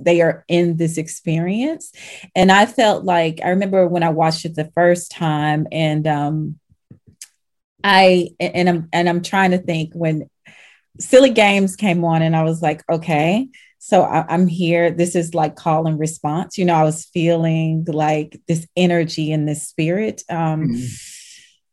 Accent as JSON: {"language": "English", "region": "the South", "country": "United States", "said": "I'm from the South"}